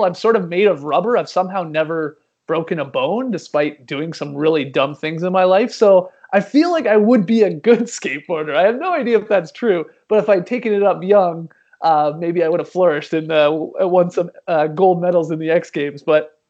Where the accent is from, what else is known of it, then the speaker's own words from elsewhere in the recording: Canada; as a Canadian